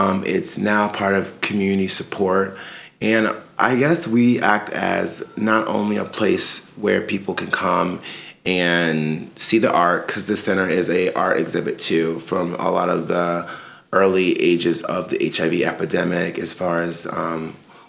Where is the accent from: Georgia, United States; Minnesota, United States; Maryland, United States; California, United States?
Maryland, United States; Salisbury; moved away as an adult; also born or lived in Connecticut; now in New York City, United States; in Maryland, there's a small city called Salisbury, Maryland.